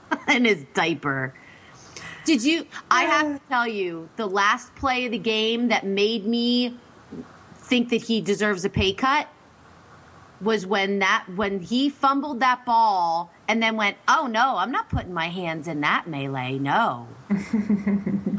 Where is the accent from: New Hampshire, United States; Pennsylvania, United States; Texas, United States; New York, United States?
Pennsylvania, United States; I'm from Pennsylvania